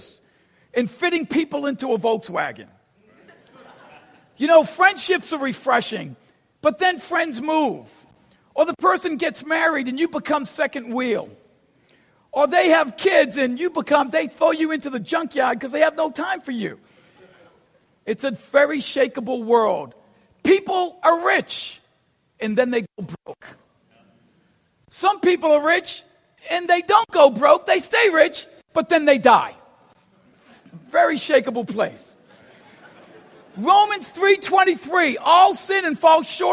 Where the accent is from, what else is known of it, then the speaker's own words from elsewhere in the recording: Boston, Massachusetts, United States; I grew up in Boston, never been to Texas.